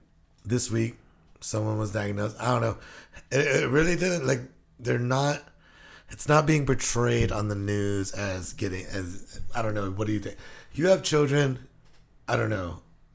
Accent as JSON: {"language": "English", "country": "Guam", "tie": "born or raised there", "moved": "yes", "lives_now": "Washington, United States", "said": "I grew up on Guam."}